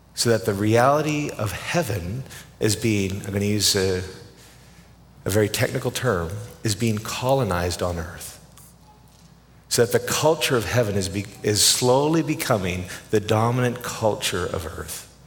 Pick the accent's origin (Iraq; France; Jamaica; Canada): Canada; I'm Canadian